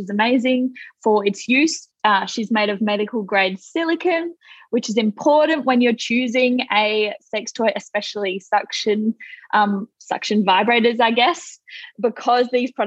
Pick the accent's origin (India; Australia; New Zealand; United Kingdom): Australia; If you can't tell from my accent, I'm from Australia